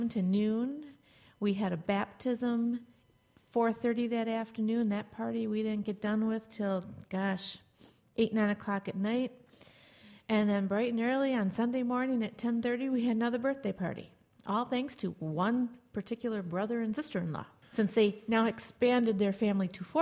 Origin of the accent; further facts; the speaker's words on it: De Pere, Wisconsin, United States; where I grew up in De Pere, at least the high school into college years